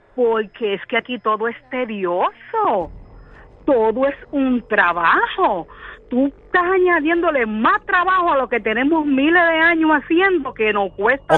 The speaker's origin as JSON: {"language": "Spanish", "country": "Puerto Rico", "said": "Yo soy puertorriqueña"}